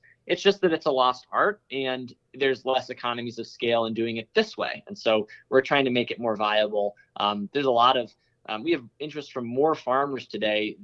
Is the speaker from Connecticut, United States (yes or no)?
yes; Connecticut, United States; moved away; also born or lived in California; I grew up in Connecticut, spent a lot of time in California